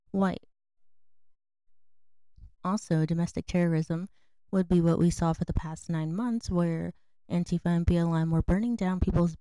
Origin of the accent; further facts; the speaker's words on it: United States; as an American